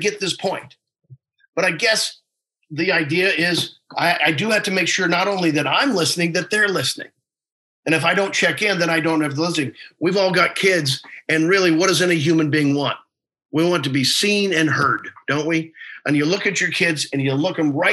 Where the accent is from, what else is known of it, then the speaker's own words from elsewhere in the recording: Missouri, United States; I'm from Missouri